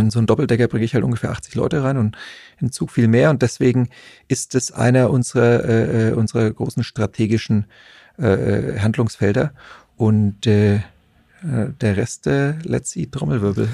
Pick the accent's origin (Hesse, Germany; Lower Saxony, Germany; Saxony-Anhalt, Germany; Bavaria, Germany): Bavaria, Germany; Nuremberg; ich bin ja Nürnberger